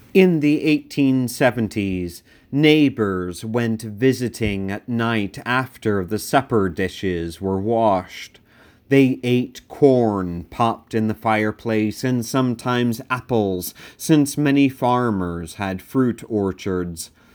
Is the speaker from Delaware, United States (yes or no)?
yes; Sussex County, Delaware, United States; I grew up in Sussex County, Delaware, the most rural of counties in the first state